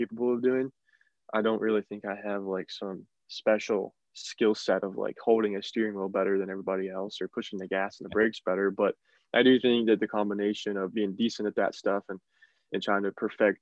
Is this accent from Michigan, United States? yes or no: no; Northern West Virginia, United States; I'm from Northern West Virginia, which is, not a lot of racing around there. There's some dirt racing, but there's really no asphalt racing, never has been. But really how I got into racing was, growing up in West Virginia